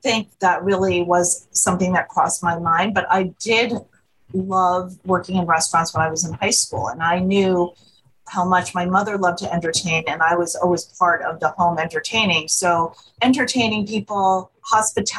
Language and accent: English; Monmouth County, New Jersey, United States; moved away as an adult; now in Philadelphia, United States; I'm originally from the Northern New Jersey shore. I grew up in a small little town in Monmouth County, New Jersey, and I came to Philadelphia to go to college in the mid-80s, and I have never left.